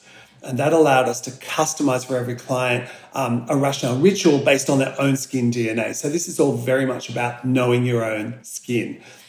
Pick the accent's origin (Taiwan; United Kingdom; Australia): Australia; So Australia, you know, 80% of facial aging is caused by the sun. and as Australian scientists like me, our dermatologists, our plastic surgeons are very well aware of this